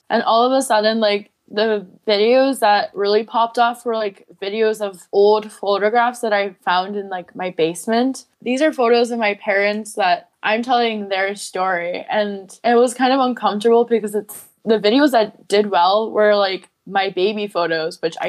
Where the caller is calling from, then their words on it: near Chicago, Illinois, United States; I'm calling from Chicago. Well, not Chicago, but near Chicago-ish.